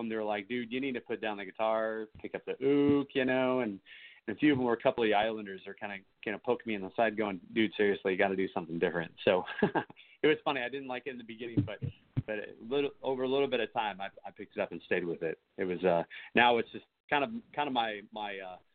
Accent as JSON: {"language": "English", "area": "the Northwest", "region": "Pacific Northwest", "country": "United States", "tie": "born or raised there", "moved": "yes", "lives_now": "Texas, United States", "said": "I grew up in the Northwest"}